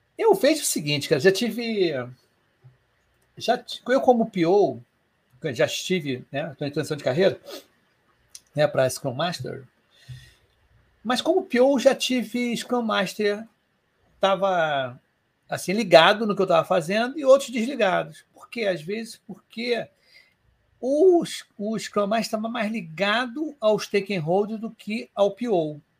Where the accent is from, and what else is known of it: Rio de Janeiro, Brazil